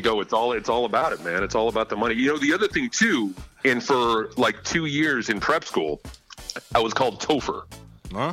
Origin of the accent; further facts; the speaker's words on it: Farmington, Connecticut, United States; also born or lived in Suffield, Connecticut; I grew up in Farmington in Suffield.